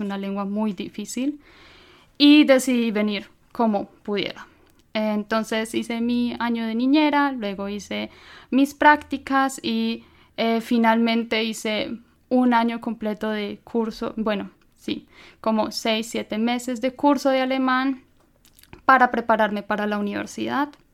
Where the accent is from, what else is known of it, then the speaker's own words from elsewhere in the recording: Colombia; moved away as an adult; now in Germany; vengo de Colombia, eh, estudié allí lenguas modernas.